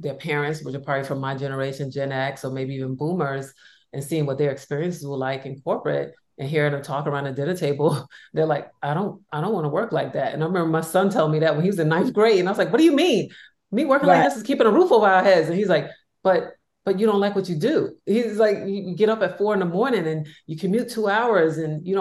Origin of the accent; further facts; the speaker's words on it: New York, United States; I'm from New York